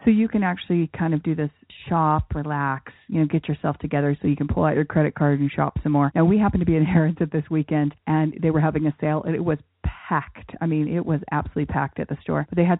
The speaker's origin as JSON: {"language": "English", "region": "New York", "country": "United States", "said": "I'm from New York, you know, I've lived there for many years."}